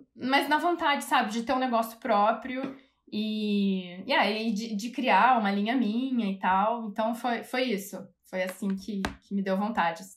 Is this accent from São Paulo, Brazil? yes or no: yes; São Paulo, Brazil; also born or lived in Rio de Janeiro / London; now in Munich, Germany; Sou de São Paulo, comecei na Imbi Morumbi, em São Paulo